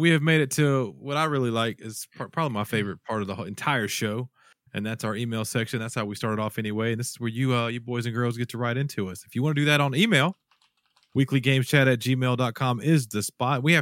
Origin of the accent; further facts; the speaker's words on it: Horn Lake, Mississippi, United States; from Memphis, uh, Tin Horn Lake, Mississippi.